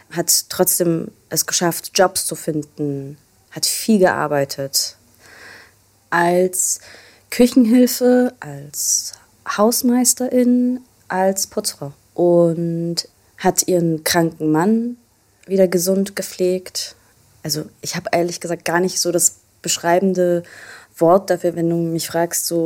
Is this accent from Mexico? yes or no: no; Vienna, Austria; born there; Geboren bin ich in Österreich, um genau zu sein in Wien.